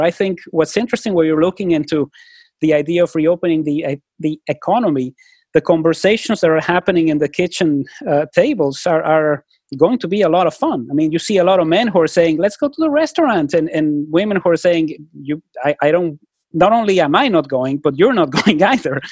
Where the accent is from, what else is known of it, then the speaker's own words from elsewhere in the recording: Mexico; now in Vancouver, Canada; when I was growing up in Mexico